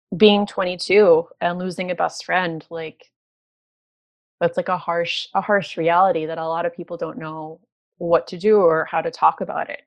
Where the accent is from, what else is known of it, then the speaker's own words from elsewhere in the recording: New York City, New York, United States; moved away as an adult; now in Toronto, Canada; I'm from New York and I moved to Toronto from New York